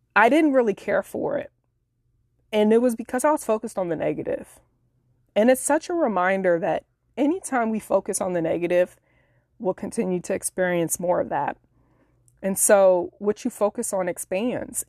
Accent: Illinois, United States; moved away as an adult; now in Florida, United States; we relocated across the country from Illinois to Florida late last year in twenty nineteen. And we were both living in my hometown at the time

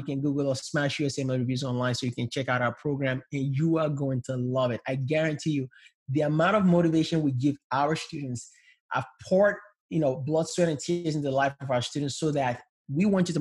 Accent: Nigeria; English is a second language; now in United States; I came from Nigeria where we're poor, raised up in a low middle class home

